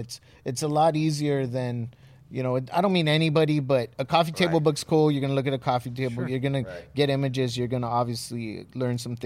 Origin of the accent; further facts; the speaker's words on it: Southern California, United States; as kids growing up in Southern California